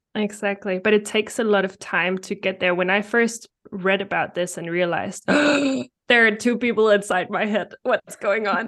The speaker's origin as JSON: {"language": "English", "country": "Denmark", "second_language": "English", "said": "I'm from Denmark"}